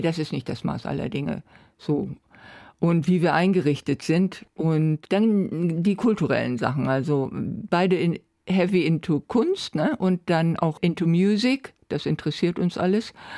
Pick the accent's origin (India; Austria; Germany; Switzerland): Germany; Bremen; also born or lived in Neustadt, Bremen; ich komme aus Walle